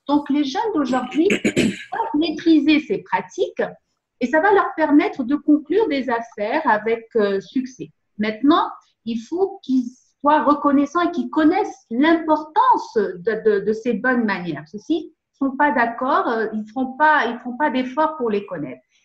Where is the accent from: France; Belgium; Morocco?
Morocco; Tangier, Tanger-Tetouan-Al Hoceima; Je suis née au Maroc, plus précisément à Tanger